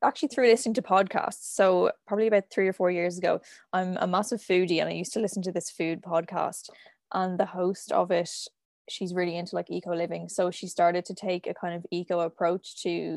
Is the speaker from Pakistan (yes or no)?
no; Dublin, Leinster, Ireland; I'm from Dublin